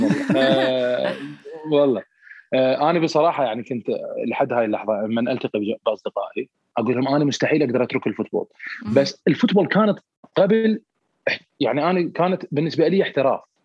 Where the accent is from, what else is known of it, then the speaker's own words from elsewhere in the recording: Iraq; افتخر كوني عراقي